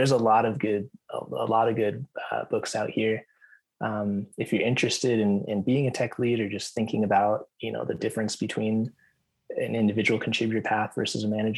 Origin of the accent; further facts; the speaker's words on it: United States; I'm very American. Like all of my viewpoints are like very much from the U.S.